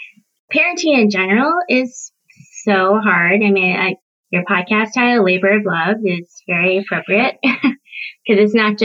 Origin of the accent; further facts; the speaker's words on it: South Korea; born there; moved away; I can't just tell them one time about how I'm adopted from Korea.